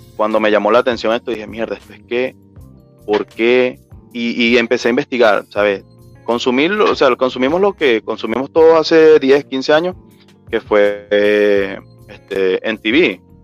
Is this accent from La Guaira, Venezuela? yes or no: no; Betijoque, Trujillo, Venezuela; Yo soy de, de Betijoque, estado Trujillo